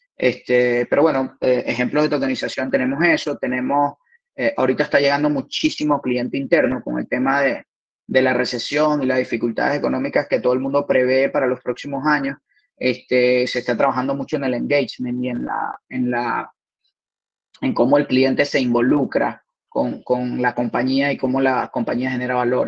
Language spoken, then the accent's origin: Spanish; Lechería, Anzoátegui, Venezuela; moved away as an adult; now in Spain; soy de, de Puerto La Cruz, de Lecherías